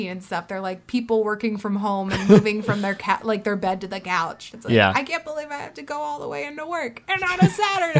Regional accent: Ohio, United States; I'm from Ohio and I grew up going to Cedar Point a million bajillion times.

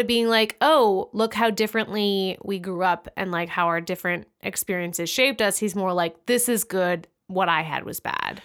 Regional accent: United States; as an American

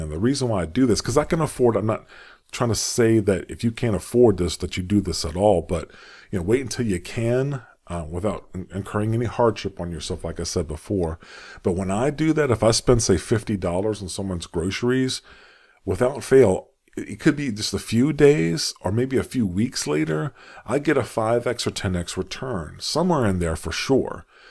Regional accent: United States; accent: American; I'm an American, as you can tell by how I speak

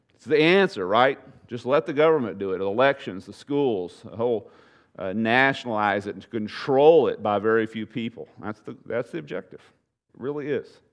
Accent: United States; I'm an American

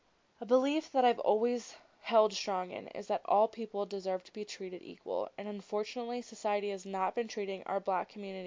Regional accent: Yellow Springs, Ohio, United States; Yellow Springs, a small town about 30 minutes outside of Dayton. Yellow Springs is my hometown

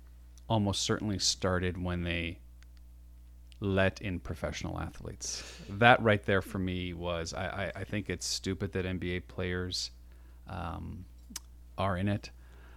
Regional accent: Canada; there's a little proud part of being a Canadian.

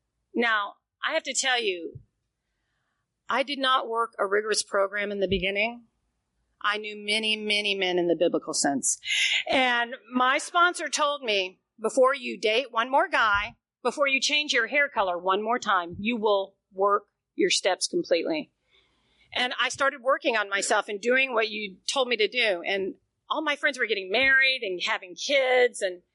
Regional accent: the South, United States; First of all, I'm from the South. You don't put your business in the street, right?

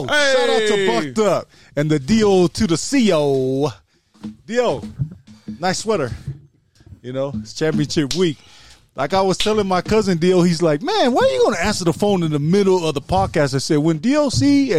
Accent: New Zealand; We're from New Zealand.

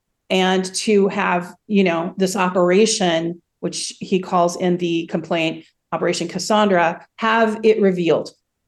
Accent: United States; moved away as an adult; now in Russia; I definitely don't feel like I come from America, the land of the free, right?

